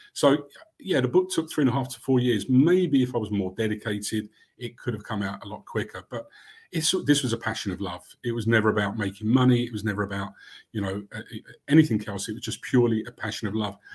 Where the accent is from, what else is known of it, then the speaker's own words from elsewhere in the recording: London, United Kingdom; also born or lived in Barnet; I grew up in Camden